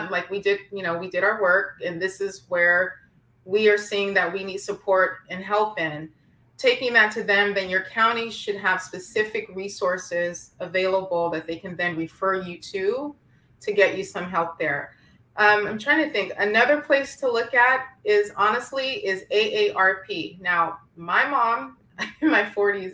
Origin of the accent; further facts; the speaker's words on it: San Francisco, California, United States; I'm from San Francisco